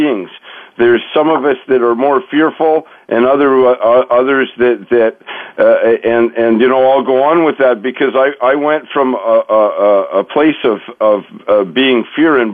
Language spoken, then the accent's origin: English; Montreal, Quebec, Canada; I grew up in Montreal